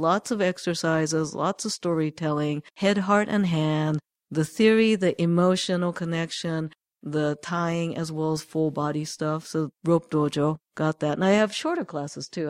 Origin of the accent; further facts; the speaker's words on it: Japan; moved away; I grew up in Japan